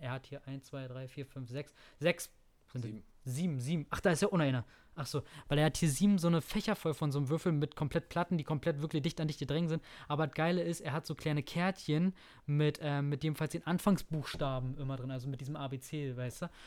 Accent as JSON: {"language": "German", "country": "Germany", "said": "Bei uns in Deutschland"}